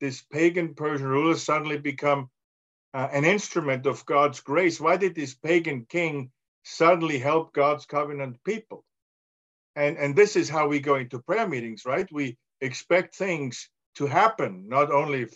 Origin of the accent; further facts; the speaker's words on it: Austria; English is a second language; now in United States; I'm from Austria, but I live in the United States